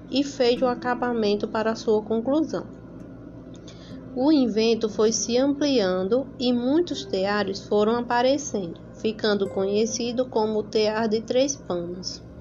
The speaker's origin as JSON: {"language": "Portuguese", "town": "São Bento", "region": "Paraíba", "country": "Brazil", "said": "sou da São Bento, da Paraíba"}